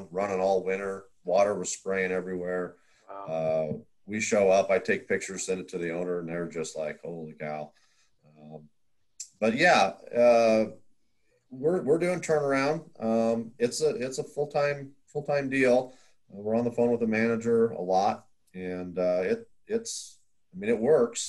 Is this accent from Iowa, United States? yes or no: yes; Iowa, United States; moved away as an adult; also born or lived in Wyoming; I grew up in Iowa, and then I was living in Wyoming.